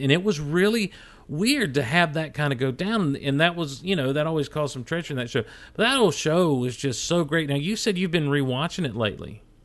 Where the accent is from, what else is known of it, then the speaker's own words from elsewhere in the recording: Hazlehurst, Georgia, United States; also born or lived in Athens, Georgia; We'd moved down to this little town, Hazelhurst